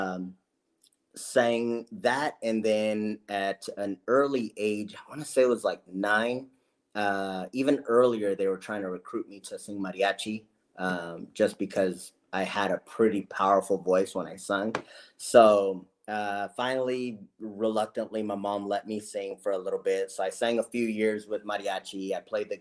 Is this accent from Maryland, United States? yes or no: no; Los Angeles, California, United States; I was born in Los Angeles, California, born to, you know, I'm the youngest of four kids